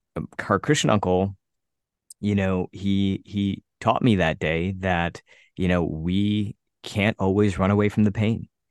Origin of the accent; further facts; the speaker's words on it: United States; an Indian kid growing up in the United States